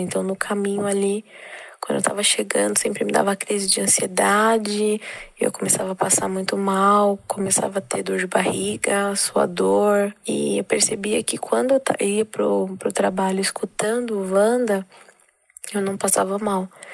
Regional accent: Guarulhos, São Paulo, Brazil; sou aqui de Guarulhos, São Paulo

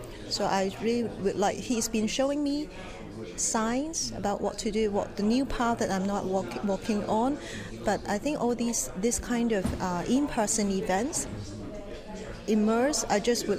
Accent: Hong Kong; moved away as an adult; now in England, United Kingdom; I'm a newcomer, relatively newcomer to England. I came from Hong Kong 1.5 years ago.

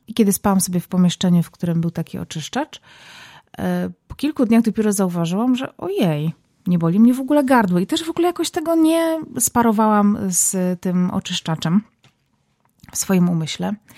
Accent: Zabrze, Silesian Voivodeship, Poland; now in Warsaw, Poland; Zabrze, moje rodzinne miasto

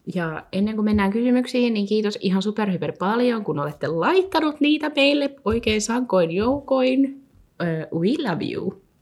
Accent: Helsinki, Uusimaa, Finland; moved away as an adult; now in Vaasa, Finland; olen siis Helsingistä kotoisin

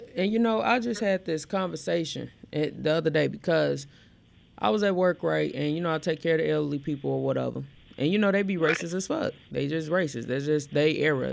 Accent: Gary, Indiana, United States; born or raised there; also born or lived in Elkhart, Indiana

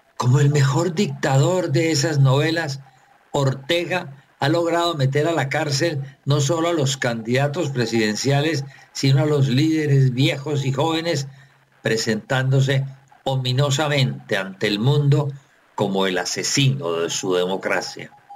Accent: Colombia; como colombiano

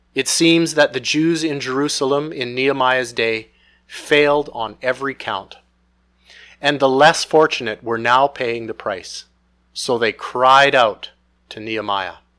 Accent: Canada; Most of us have been born and raised in Canada

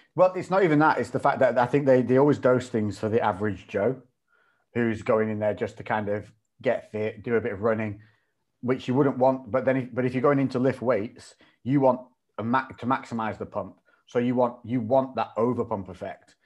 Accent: Ribble Valley, Lancashire, North West England, United Kingdom; moved away as an adult; also born or lived in Newcastle; I grew up in an area called the Ribble Valley, which is like, um, a green belt up in Lancashire

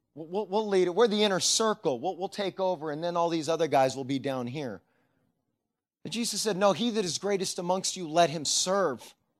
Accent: Sacramento, California, United States; moved away; I grew up in Sacramento

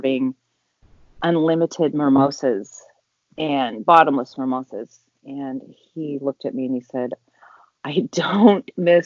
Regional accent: Salt Lake City, Utah, United States; now in California, United States; I'm originally from Salt Lake City, Utah, which you are there now. I now live in California

